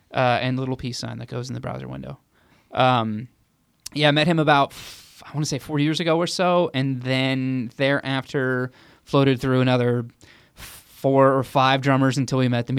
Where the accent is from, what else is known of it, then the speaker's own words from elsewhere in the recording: Garden Grove, California, United States; I am a local Southern Californian. I'm from Orange County, California.